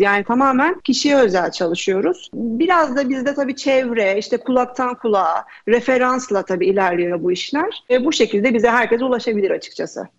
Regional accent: Istanbul, Turkey; moved away; also born or lived in Bodrum; Aslen İstanbulluyum. Etiler'de büyüdüm

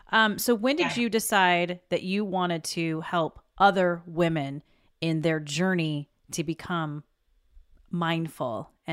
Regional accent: the South, United States; And I grew up in the South. My grandmother was a farmer, essentially

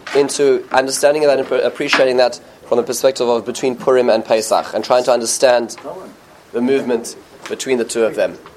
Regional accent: United States; as American Jews

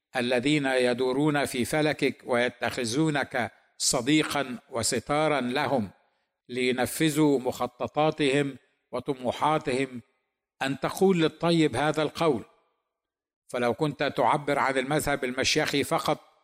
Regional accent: Egypt; نحن المسيحيين المصريين

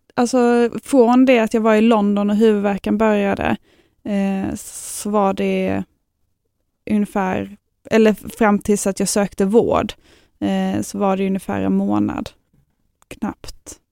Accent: Lund, Skåne, Sweden; Jag bor här i Lund och jag är från Lund

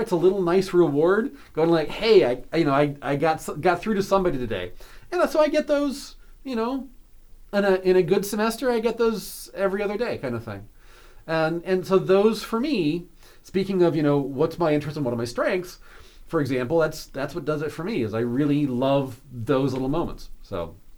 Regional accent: outside of Seattle, Washington, United States; now in York, United States; I grew up hiking outside of Seattle in the Cascade Mountains

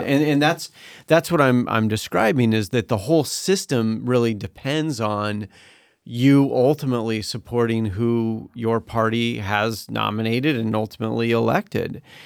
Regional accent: Seattle, Washington, United States; also born or lived in Utah; now in Washington, D.C., United States; I was born in Utah. I was raised, I studied in Utah. I was raised in Seattle, or in an area near Seattle.

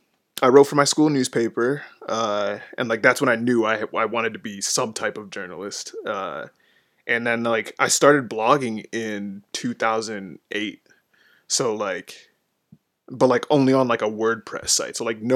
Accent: Twinsburg, Ohio, United States; also born or lived in Cleveland / Bedford / Solon; I was born in Cleveland, stayed in Bedford till I was 5, then moved to Solon, Ohio, and then Twinsburg right after that.

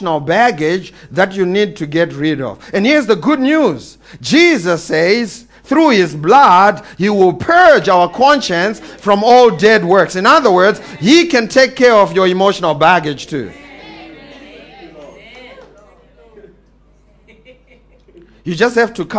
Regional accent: Eastern Cape, South Africa; I'm coming from the Eastern Cape

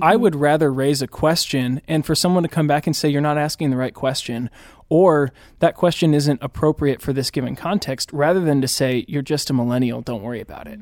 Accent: Indianapolis, Indiana, United States; now in Chicago, United States; I grew up in the Indianapolis area, although I consider Chicago my home now

